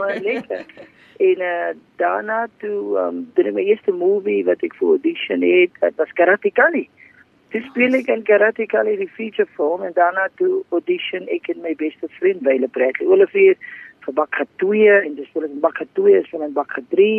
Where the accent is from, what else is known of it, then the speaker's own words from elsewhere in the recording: Paarl, Western Cape, South Africa; Ek uh, is gebore en getoe in die Parel